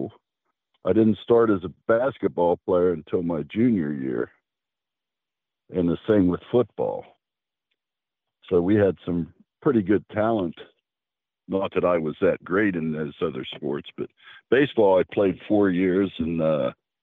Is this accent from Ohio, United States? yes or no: yes; Bellaire, Ohio, United States; moved away; where I grew up in Bel Air, most of the families, very few had money